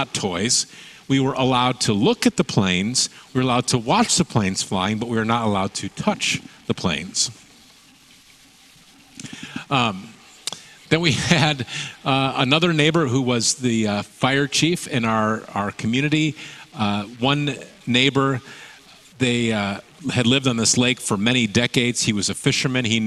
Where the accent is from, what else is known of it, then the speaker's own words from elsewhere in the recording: Michigan, United States; now in Salem, United States; the neighborhood where I grew up in Michigan